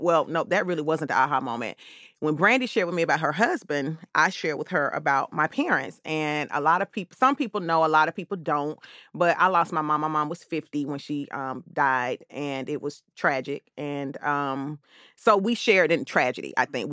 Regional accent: Atlanta, Georgia, United States; I'm born and raised here in Atlanta

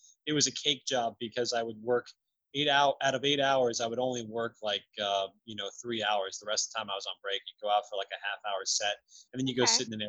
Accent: Orlando, Florida, United States; I grew up in Orlando, Florida

